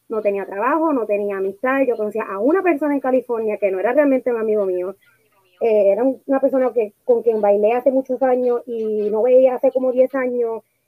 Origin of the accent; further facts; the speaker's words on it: Puerto Rico; moved away as an adult; now in Los Angeles, United States; nosotras hemos las dos nos mudamos de Puerto Rico eh, hace un par de añitos atrás a Estados Unidos, pero eh, se mudó a Connecticut y yo me mudé a Los Ángeles